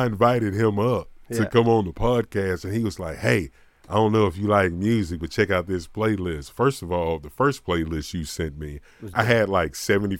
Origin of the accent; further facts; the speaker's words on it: the South, United States; I'm from the South. Right. I'm from the top of the South.